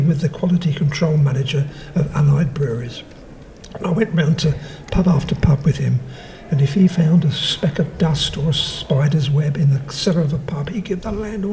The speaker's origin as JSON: {"language": "English", "region": "London", "country": "United Kingdom", "tie": "born or raised there", "moved": "yes", "lives_now": "St Albans, United Kingdom", "said": "I don't live in London now. I live in St Albans in Hertfordshire, but I grew up in East London"}